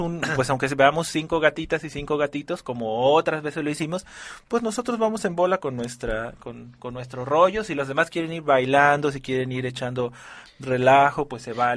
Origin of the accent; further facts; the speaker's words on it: Mexico; valores que ya tenemos como, como, como mexicanos